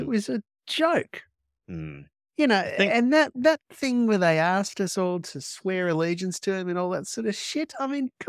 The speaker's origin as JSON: {"language": "English", "country": "Australia", "said": "You know, if I was British, I'd probably have a very different opinion, but because I'm Australian."}